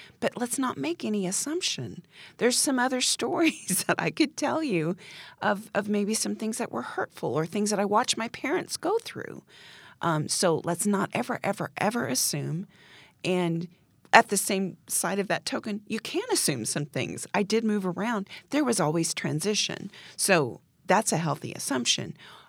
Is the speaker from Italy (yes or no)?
yes; Italy; born there; also born or lived in Texas / Germany / Montana / Oklahoma; So I was born in Italy. We then moved to Texas, and that's when my dad went to Vietnam.